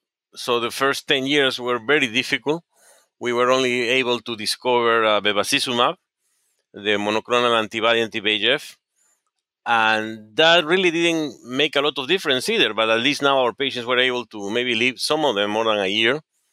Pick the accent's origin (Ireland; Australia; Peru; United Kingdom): Peru; Yeah, I was born in Peru. My father was a doctor, and my father has lived before in the United States, and he went back to Peru.